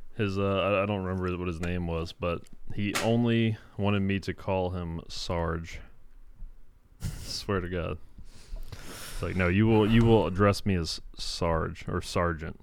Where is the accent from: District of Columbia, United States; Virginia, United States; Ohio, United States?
Virginia, United States; I'm from Virginia